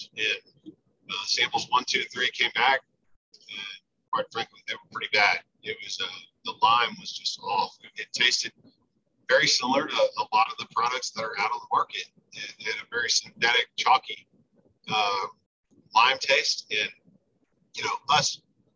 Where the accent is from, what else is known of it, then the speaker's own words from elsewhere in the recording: Austin, Texas, United States; moved away as an adult; now in San Antonio, United States; I'm from Austin, now I live in San Antonio